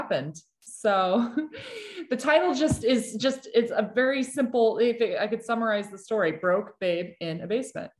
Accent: Binghamton, New York, United States; moved away as an adult; also born or lived in Brooklyn; I was living in my hometown of Binghamton, New York

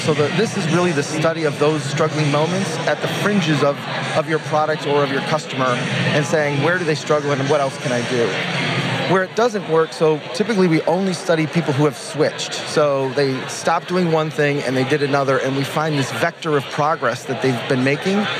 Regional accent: Detroit, Michigan, United States; I'm from Detroit

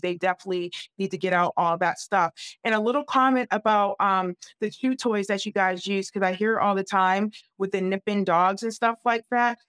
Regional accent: New England, United States; I'm from the New England area.

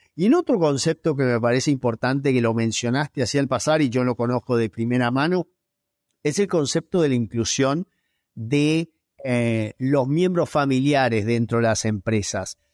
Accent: Gualeguaychú, Entre Ríos, Argentina; also born or lived in Reading, England; now in Buenos Aires, Argentina; Soy nacido en Gualeguaychú, en Entre Ríos

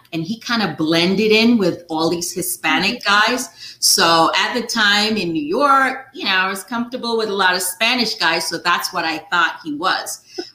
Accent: Nigeria; moved away as an adult; now in United States; I grew up in Nigeria

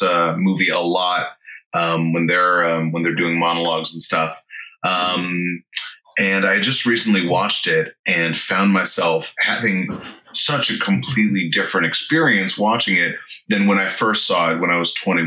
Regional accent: San Fernando Valley, California, United States; I grew up in San Fernando Valley.

